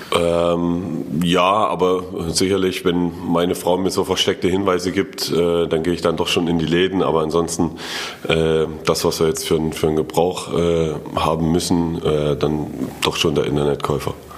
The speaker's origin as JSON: {"language": "German", "town": "Erfurt", "region": "Thuringia", "country": "Germany", "said": "als Erfurter"}